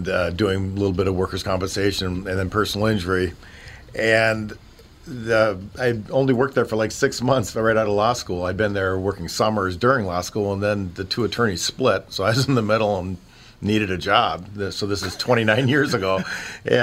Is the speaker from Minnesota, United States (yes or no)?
yes; Park Rapids, Minnesota, United States; also born or lived in Nebraska; I grew up in northern Minnesota